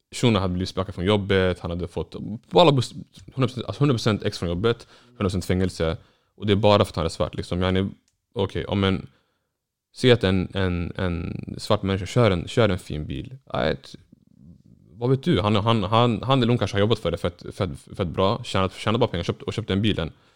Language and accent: Swedish; Norrland, Sweden; jag är norrländsk somalier